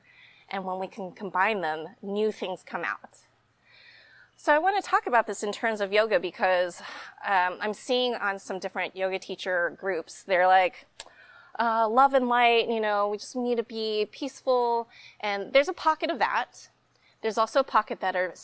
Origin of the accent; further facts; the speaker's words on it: Dallas, Texas, United States; now in Austin, United States; growing up in the Dallas area